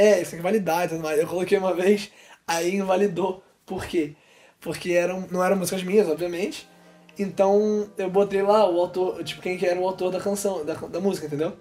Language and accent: Portuguese; Rio de Janeiro, Brazil; eu sou carioca